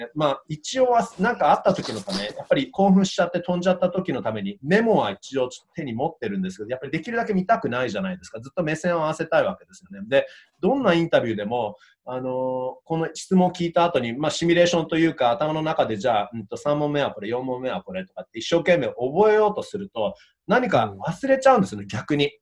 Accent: Canada; 自分もカナダ人なのでね

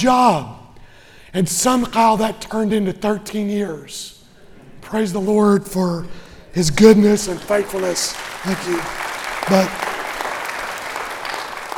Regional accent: Western Kentucky, United States; I grew up in Western Kentucky, where basketball is king

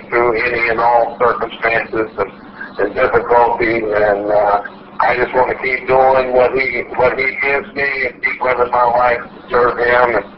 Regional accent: Biloxi, Mississippi, United States; downtown Biloxi, just a few blocks from where I grew up

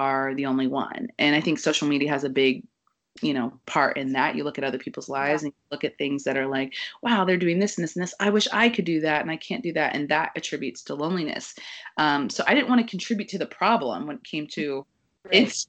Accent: Kansas City, United States; moved away as an adult; now in New York, United States; I grew up in Kansas City where, you know, everybody kind of gets married at 22, 24

